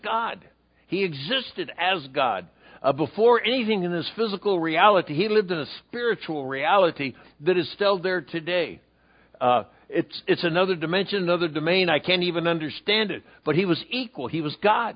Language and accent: English; San Diego, California, United States; Calvary Baptist in San Diego, California, my hometown